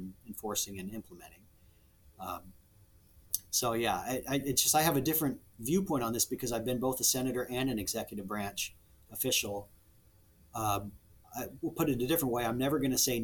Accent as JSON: {"language": "English", "region": "Nebraska", "country": "United States", "said": "I'm from Nebraska. I love it in Nebraska."}